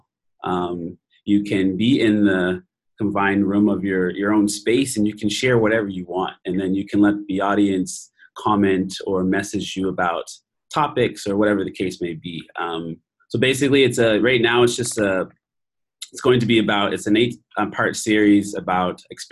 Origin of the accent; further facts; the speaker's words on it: Preston, Nova Scotia, Canada; moved away as an adult; now in Singapore; I'm a teacher from Nova Scotia, Canada. I'm from Preston, which is largest Black communities together in Canada.